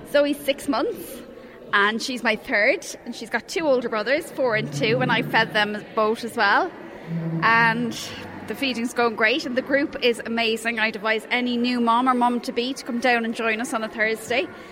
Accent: Cork, Munster, Ireland; now in Drogheda, Ireland; I knew nobody in Drogheda because I'm originally from Cork

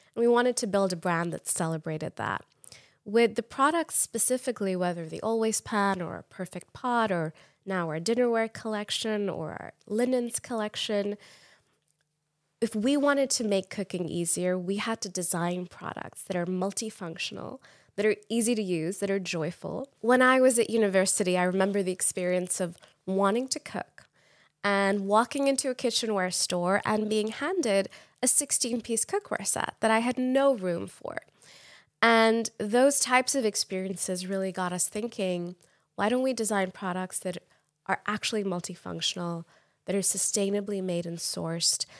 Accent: Pakistan; moved away as an adult; now in United States; I grew up in Pakistan

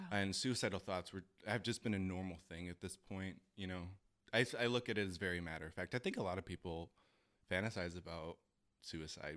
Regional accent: Chicago, Illinois, United States; moved away as an adult; I am born and raised in Chicago

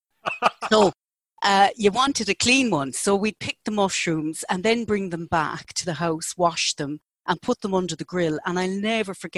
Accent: Cork, Munster, Ireland; I'm from Cork, as you know. My father's a Cork man

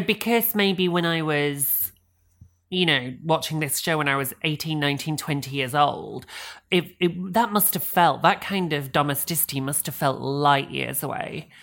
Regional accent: England, United Kingdom; We're, we're English

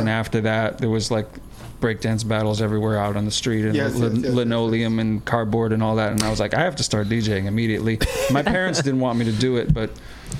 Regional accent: Chicago, Illinois, United States; I'm from Chicago.

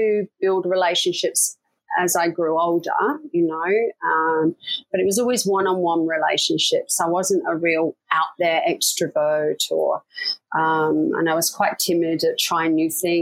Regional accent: Leicester, East Midlands, United Kingdom; moved away as an adult; I grew up in a city called Leicester in the UK

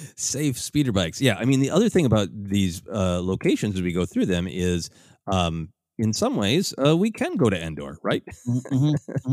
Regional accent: Minnesota, United States; I have lived in, in extreme cold growing up in Minnesota

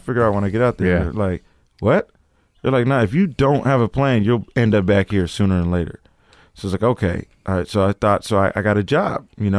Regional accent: Seattle, Washington, United States; Seattle, Washington.

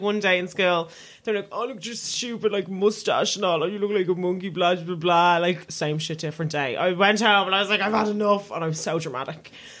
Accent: Dublin, Leinster, Ireland; And I was like, I'm from North Dublin.

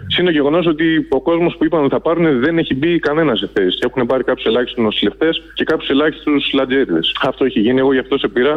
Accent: Euboea, near Aliveri, Central Greece, Greece; now in Athens, Greece; συμπατριώτη από την Εύβοια.

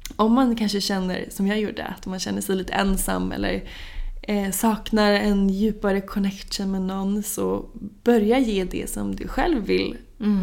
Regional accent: Norrköping, Östergötland, Sweden; now in Stockholm, Sweden; Norrköping där jag är ifrån

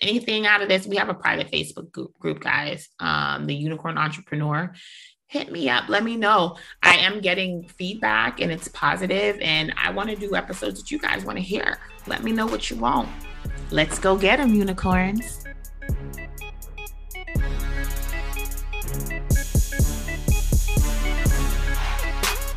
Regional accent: New York City, New York, United States; I'm from New York, I'm from Brooklyn.

